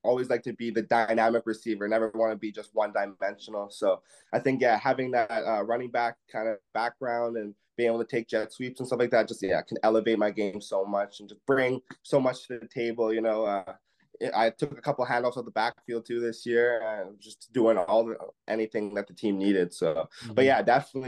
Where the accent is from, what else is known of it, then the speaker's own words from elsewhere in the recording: Canada; me being a 22-year-old Canadian